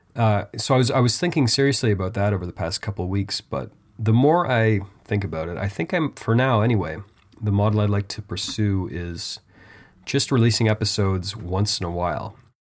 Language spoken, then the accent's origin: English; Canada; I am Canadian after all